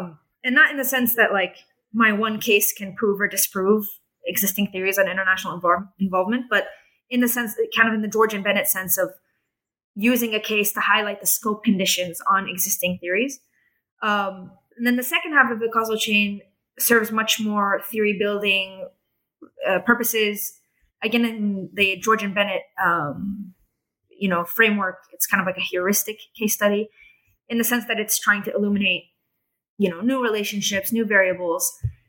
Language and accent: English; Jerusalem, Jerusalem District, Israel; they had this assumption that, I'm from Jerusalem. I'm part of their society.